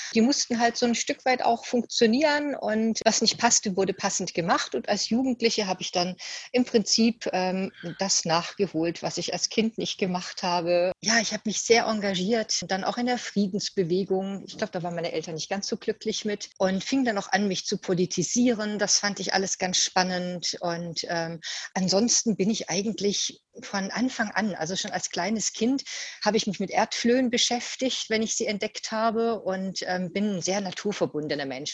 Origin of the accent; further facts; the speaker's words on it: Usingen, Hesse, Germany; also born or lived in Ulm / Giessen; das habe ich in Usingen gemacht, obwohl ich eigentlich gebürtige Ulmerin bin. War dann ja aber auch schon viele Jahre in Hessen